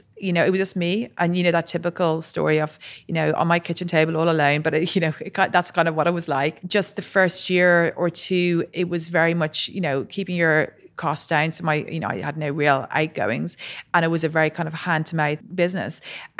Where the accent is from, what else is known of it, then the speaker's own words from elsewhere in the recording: Ireland; So I was born and raised in Ireland. My parents moved there probably early 70s, and then both myself and my brother were born there.